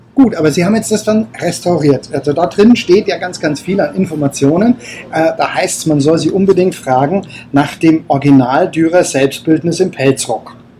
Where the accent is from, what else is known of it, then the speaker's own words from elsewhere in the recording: Bayreuth, Bavaria, Germany; also born or lived in Nuremberg; ich bin aus Bayreuth